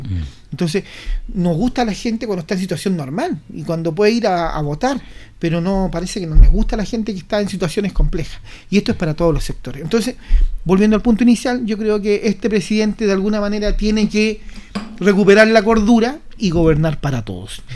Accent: Chile; como chileno

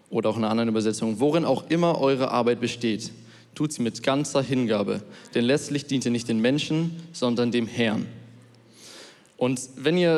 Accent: Munich, Bavaria, Germany; ich komme aus München und ähm, ich gehe noch in die Schule.

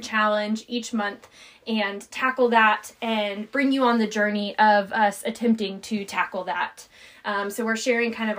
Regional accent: North Carolina, United States; moved away; I am a 27-year-old raised in North Carolina, lived all over the United States

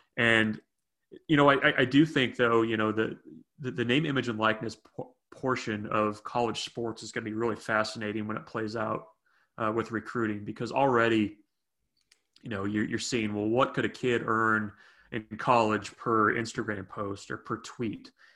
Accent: Sacramento, California, United States; moved away; also born or lived in Nebraska; I was born in Sacramento

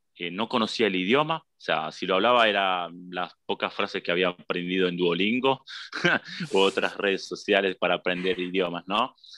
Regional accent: Buenos Aires, Argentina; moved away as an adult; also born or lived in Andorra; now in Italy; yo soy de Buenos Aires

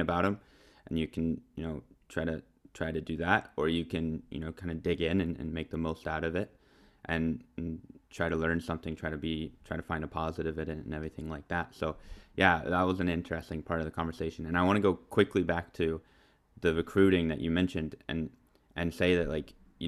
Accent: United States; as an American

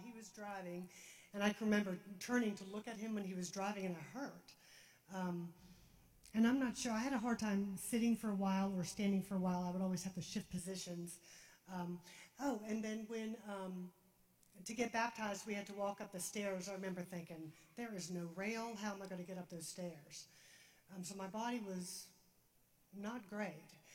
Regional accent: Darien, United States; we're from Darien

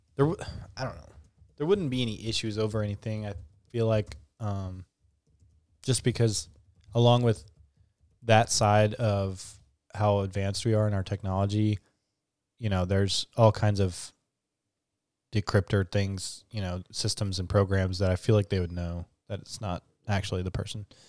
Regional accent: United States; we're American

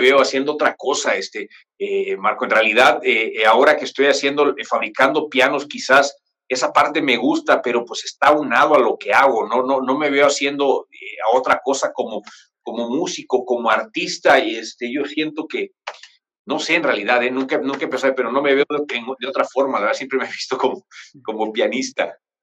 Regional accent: Chiapas, Mexico; also born or lived in Mexico City; yo vivo en Chiapas, en un lugar que se llama Cuarto en Coita

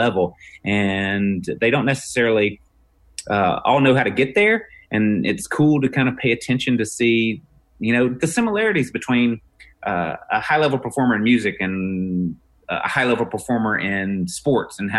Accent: Mississippi, United States; I'm a redneck from Mississippi

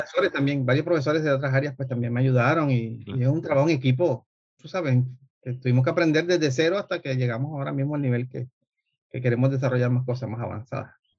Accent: Colombia; moved away; yo soy colombiano. Este, Estudié en Colombia ingeniería mecánica

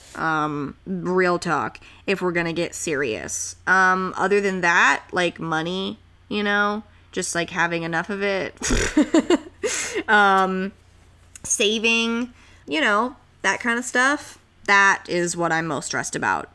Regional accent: Santa Clarita, California, United States; moved away; growing up in Santa Clarita

